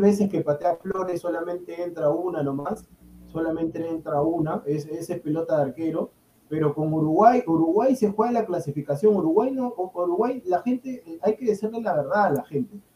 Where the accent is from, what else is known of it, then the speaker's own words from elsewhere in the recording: Peru; soy peruano